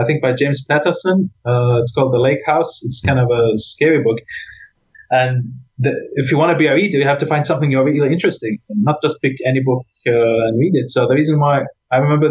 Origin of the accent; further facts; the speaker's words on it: Iraq; moved away; I'm from Iraq